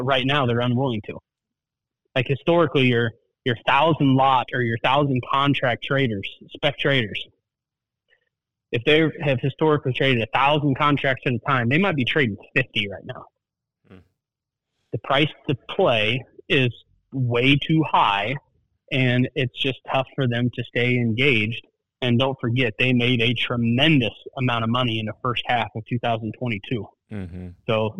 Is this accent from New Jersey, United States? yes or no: yes; New Jersey, United States; accent: Jersey; They don't care in my Jersey accent as much as I could, right?